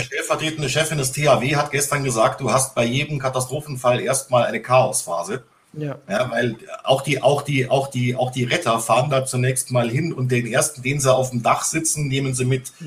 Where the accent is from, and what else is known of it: Bavaria, Germany; born or raised there